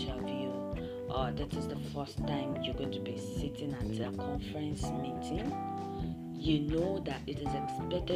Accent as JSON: {"language": "English", "country": "Nigeria", "accent": "Nigerian English", "said": "I be Nigerian girl"}